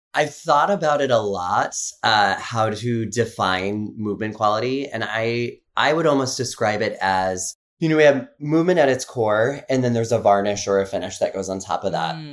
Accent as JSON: {"language": "English", "town": "Carson City", "region": "Nevada", "country": "United States", "tie": "born or raised there", "said": "I grew up in Carson City, Nevada, just outside of Lake"}